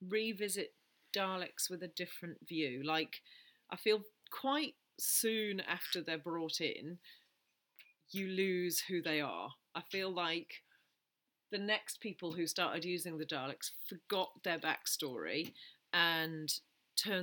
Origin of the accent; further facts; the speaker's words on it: United Kingdom; We're British